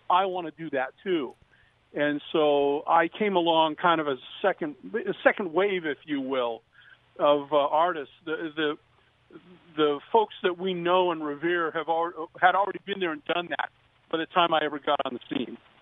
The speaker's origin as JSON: {"language": "English", "town": "Downey", "region": "California", "country": "United States", "tie": "born or raised there", "lives_now": "Orange County, United States", "said": "I was born and raised in Downey, and um, now I live behind the Orange Curtain in Orange County"}